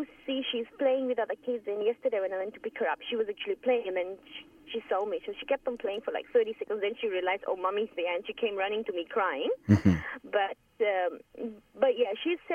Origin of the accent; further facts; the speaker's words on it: Fiji; moved away; I'm from Fiji